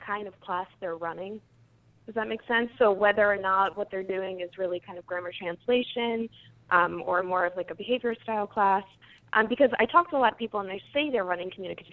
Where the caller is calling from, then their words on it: Princeton, New Jersey, United States; I'm calling from Princeton, New Jersey